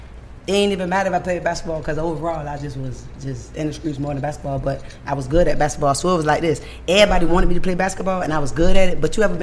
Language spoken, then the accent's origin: English; Atlanta, Georgia, United States; now in Savannah, United States; I'm from Savannah, Georgia. Guess what? I'm really from here, right? But I moved from here so long ago, I grew up in Atlanta.